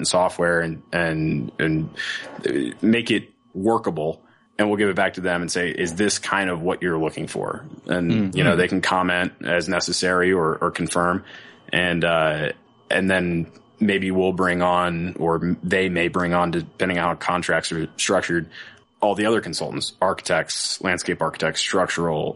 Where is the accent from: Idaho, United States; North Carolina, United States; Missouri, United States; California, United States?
North Carolina, United States; also born or lived in Virginia / Washington, D.C.; now in Denver, United States; I'm from North Carolina originally.